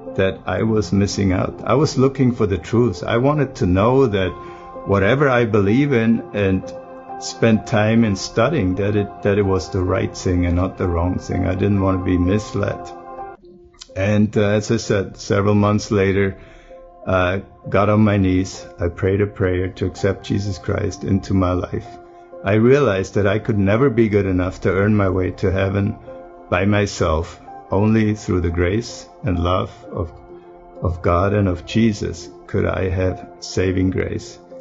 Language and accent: English; Germany; moved away as an adult; now in United States; I grew up in Germany